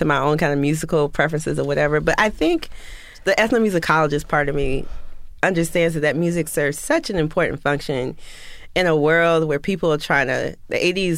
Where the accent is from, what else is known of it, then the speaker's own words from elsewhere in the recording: West Palm Beach, Florida, United States; grew up in West Palm Beach, Florida, WPOM 1600